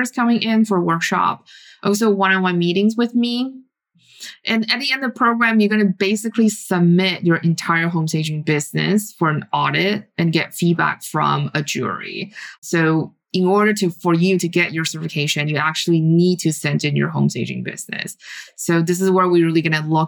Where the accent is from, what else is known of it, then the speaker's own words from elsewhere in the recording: Taiwan; moved away; I grew up in Taiwan